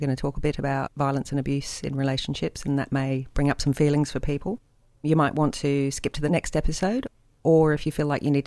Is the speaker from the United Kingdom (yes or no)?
yes; England, United Kingdom; now in Sydney, Australia; I'm English